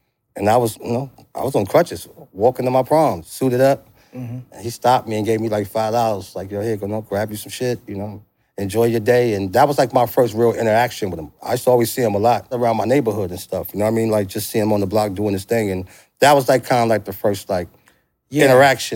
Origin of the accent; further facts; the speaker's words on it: New York City, New York, United States; also born or lived in Yonkers / New Jersey; I grew up on St. James, which is right around the corner from PS 11